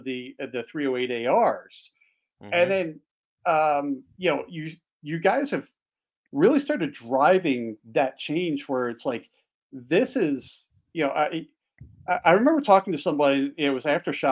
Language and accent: English; just outside of Philadelphia, Pennsylvania, United States; moved away as an adult; now in Montana, United States; I grew up just outside of Philadelphia. Hunting as a kid in Pennsylvania